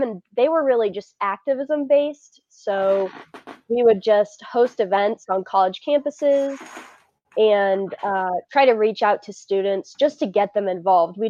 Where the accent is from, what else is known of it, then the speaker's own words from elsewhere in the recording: Midwest, United States; I am very Midwestern